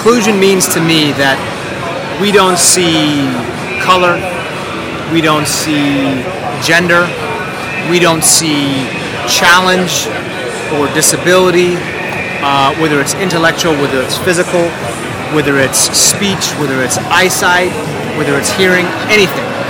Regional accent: Seattle, Washington, United States; I'm from Washington State, from Seattle

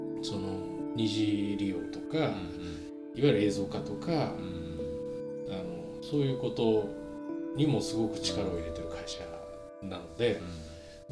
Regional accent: Nagano, Japan; moved away as an adult; now in Tokyo, Japan; 僕 自身その、長野で育って

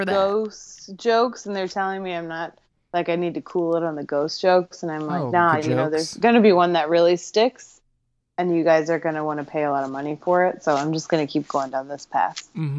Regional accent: Ireland; As an Irish person, I'm extremely offended by...

